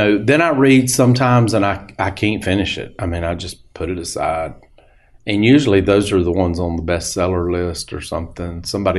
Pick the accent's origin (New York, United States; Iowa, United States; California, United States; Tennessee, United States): Tennessee, United States; They thought that was hilarious that I had come up there all the way from, from Tennessee to do this.